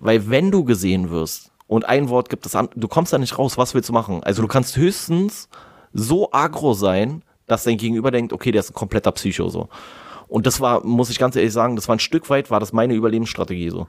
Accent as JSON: {"language": "German", "region": "Berlin", "country": "Germany", "said": "als Berliner"}